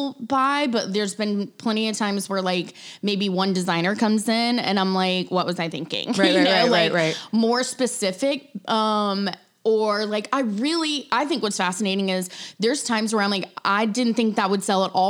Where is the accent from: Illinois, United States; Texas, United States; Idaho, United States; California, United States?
Illinois, United States; Chicago; It's April. I'm from Chicago. Like, holy cow.